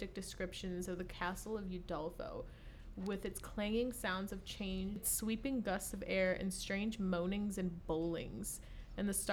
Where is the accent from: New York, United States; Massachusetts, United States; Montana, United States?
Massachusetts, United States; outside of Boston; I was born 20 minutes outside of Boston and lived there for, you know, my entire life.